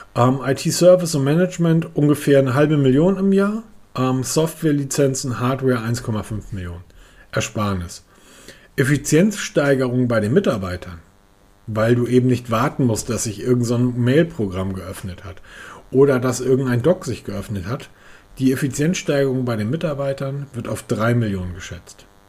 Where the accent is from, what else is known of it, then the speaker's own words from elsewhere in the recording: the North, Northern Germany, Germany; bei uns im Norden